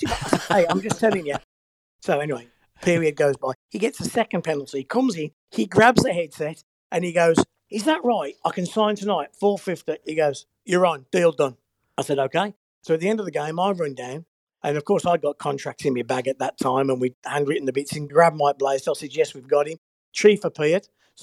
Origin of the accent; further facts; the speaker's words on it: England, United Kingdom; as an Englishman